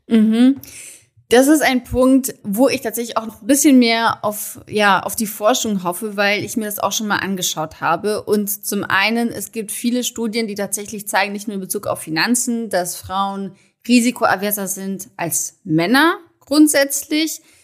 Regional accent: Germany; also born or lived in Munich; bei uns in Deutschland herrscht noch das klassische Rollenbild

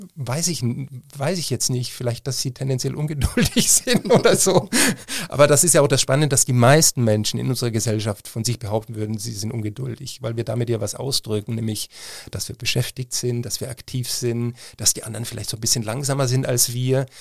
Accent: Freilassing, Bavaria, Germany; now in Cologne, Germany; Ich bin in Freilassing aufgewachsen in Bayern an der Grenze zu Salzburg.

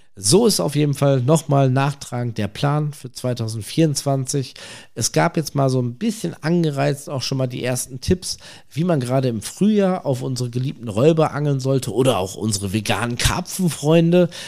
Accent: North Rhine-Westphalia, Germany; aus der Region, woher ich komme, ich komme aus NRW

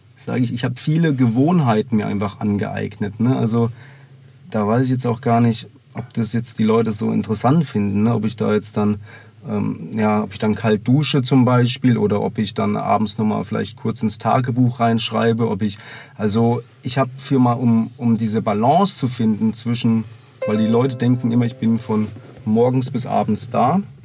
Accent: Bavaria, Germany; also born or lived in Meerbusch, North Rhine-Westphalia; mit zehn Jahren bin ich dann hier nach, sind wir nach Bayern gezogen

